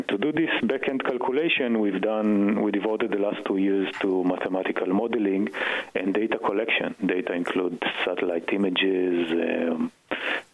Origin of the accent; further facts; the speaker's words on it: Israel; moved away as an adult; now in Boston, United States; I grew up in Israel and did a PhD in physics